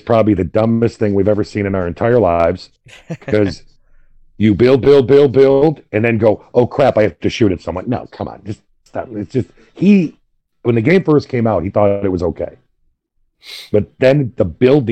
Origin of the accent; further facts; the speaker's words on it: Michigan, United States; we're from Michigan